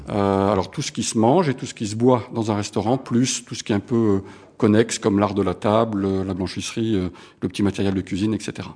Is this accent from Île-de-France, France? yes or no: no; Montpellier, Occitania, France; now in Paris, France; je suis né à Montpellier. Euh, ce sont mes racines. Euh, alors je vis maintenant à Paris pour des raisons professionnelles